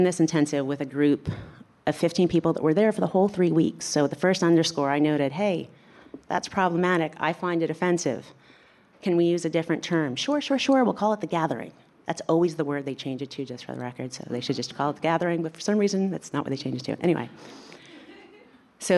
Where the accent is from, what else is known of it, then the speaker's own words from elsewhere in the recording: New York, United States; I'm from New York